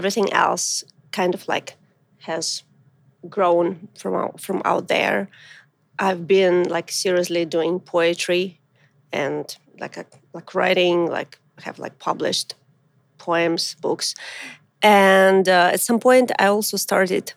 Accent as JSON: {"language": "English", "country": "Ukraine", "tie": "born or raised there", "also_born_or_lived": "Russia", "said": "I was born in a small town in Russia on the border with Ukraine. I grew up in Ukraine"}